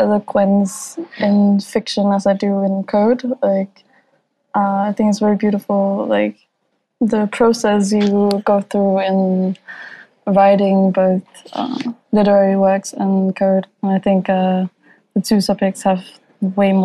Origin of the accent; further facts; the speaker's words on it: Copenhagen, Capital Region of Denmark, Denmark; English is a second language; I'm from Copenhagen, Denmark